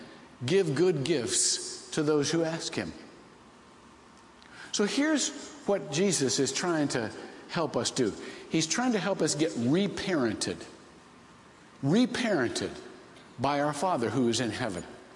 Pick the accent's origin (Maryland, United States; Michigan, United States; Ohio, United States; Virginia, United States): Ohio, United States; I was raised to be a big Bill Glass fan because I'm from Ohio